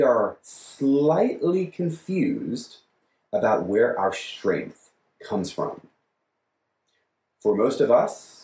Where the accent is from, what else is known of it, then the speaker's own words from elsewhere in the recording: United States; We are American Christians